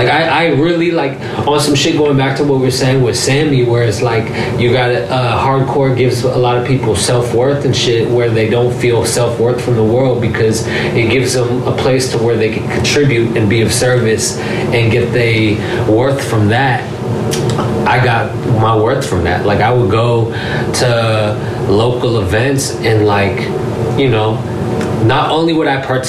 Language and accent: English; the Bay Area and LA, California, United States; also born or lived in Los Angeles; I am from the Bay and LA, and I'm very, very proud to have that Bay aspect in the equation. Just as proud as I am is having the LA aspect, and I've genuinely have my life in 50% both places.